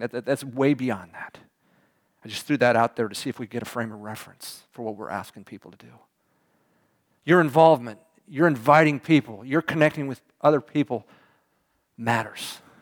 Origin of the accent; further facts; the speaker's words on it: Houston, Texas, United States; I was from Houston